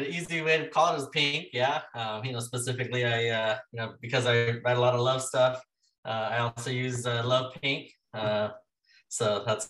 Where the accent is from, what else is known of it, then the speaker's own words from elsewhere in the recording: Inland Empire, Southern California, United States; moved away as an adult; also born or lived in Los Angeles / Palm Springs; now in Las Vegas, United States; So was going back and forth between California, Nevada for a while, but mostly born and raised Southern California. Didn't come out to Vegas until about 3 years ago.